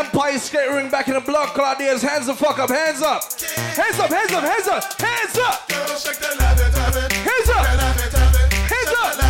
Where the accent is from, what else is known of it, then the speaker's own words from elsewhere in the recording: Jamaica; Like I said, I'm from Jamaica.